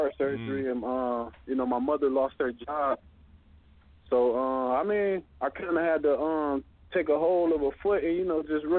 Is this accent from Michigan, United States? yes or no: yes; Detroit, Michigan, United States; I grew up in Detroit, Michigan.